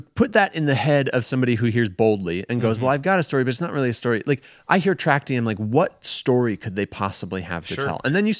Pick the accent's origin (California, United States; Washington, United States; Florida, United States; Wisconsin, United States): Wisconsin, United States; Sun Prairie; I'm familiar with tracty because I grew up in Sun Prairie